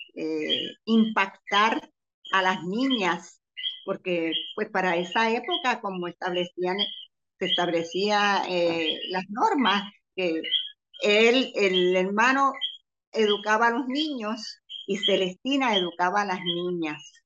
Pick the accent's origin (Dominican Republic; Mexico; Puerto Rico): Puerto Rico; Comerío; now in Cayey, Puerto Rico; Yo soy natural de Comerío, pero llevo ya prácticamente 50 años viviendo en Calley